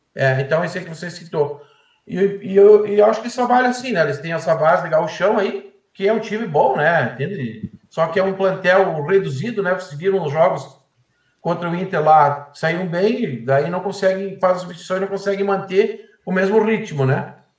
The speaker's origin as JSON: {"language": "Portuguese", "town": "Erechim", "region": "Rio Grande do Sul", "country": "Brazil", "tie": "born or raised there", "said": "sou de Erechim, né? Natural daqui"}